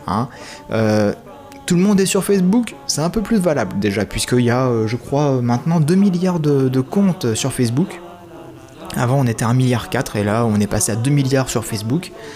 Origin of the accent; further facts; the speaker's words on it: France; je suis français